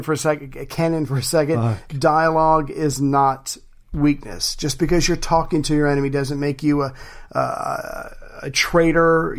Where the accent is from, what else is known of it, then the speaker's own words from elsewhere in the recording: United States; as an American